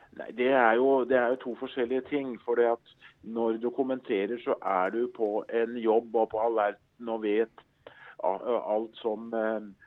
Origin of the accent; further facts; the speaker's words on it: Skedsmo, Akershus, Norway; jeg husker jeg satt hjemme i Skedsmo